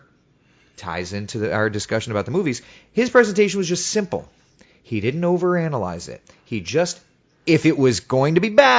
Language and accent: English; Central Florida, United States; I grew up in Central Florida